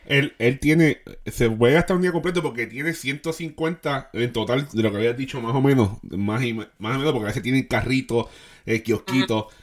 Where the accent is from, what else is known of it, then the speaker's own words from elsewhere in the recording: Puerto Rico; nosotros pues todos somos puertorriqueños